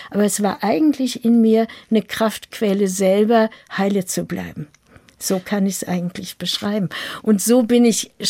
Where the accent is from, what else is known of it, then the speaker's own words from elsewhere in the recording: Lüdenscheid, North Rhine-Westphalia, Germany; Und dann ist plötzlich da, wo ich geboren bin, im Sauerland in Lüdenscheid, die deutsch-amerikanische Front.